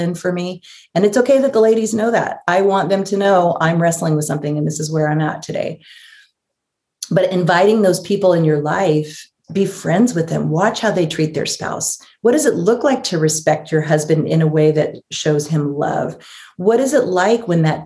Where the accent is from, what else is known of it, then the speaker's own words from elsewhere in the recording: Los Angeles, California, United States; moved away; also born or lived in San Francisco Bay Area; I was born in Los Angeles